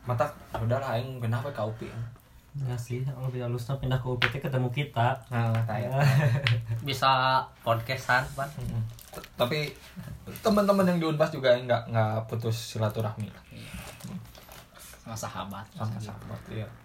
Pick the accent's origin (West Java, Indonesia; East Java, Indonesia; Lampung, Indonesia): West Java, Indonesia; Cimahi; karena emang aku orang Cimahi dan kamu di Cimahi